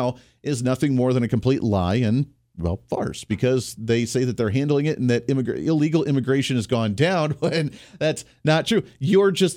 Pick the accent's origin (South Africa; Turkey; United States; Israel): United States; Great Lakes; also born or lived in Ohio / Michigan; now in Kansas, United States; I was raised near the Great Lakes in Ohio and Michigan and that area